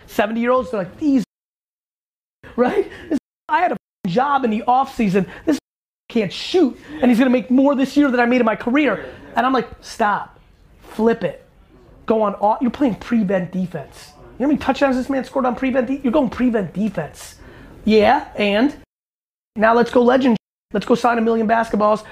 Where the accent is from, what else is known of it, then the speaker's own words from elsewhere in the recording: East Coast, United States; growing up on East Coast